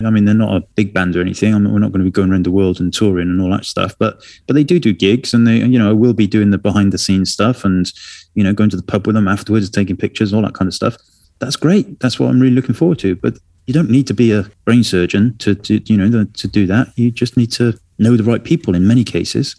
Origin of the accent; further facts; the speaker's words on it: Wales, United Kingdom; I'm from Wales